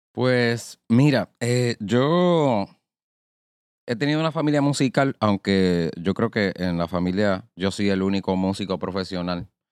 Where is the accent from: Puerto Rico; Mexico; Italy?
Puerto Rico; Arecibo; now in Bayamón, Puerto Rico; Soy de Arecibo natural, pero ahora vivo en Bayamón.